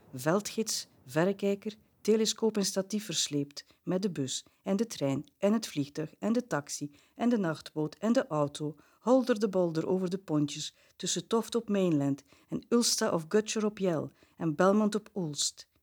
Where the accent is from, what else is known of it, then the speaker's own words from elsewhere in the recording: Bruges, Flanders, Belgium; ik ben een Bruggeling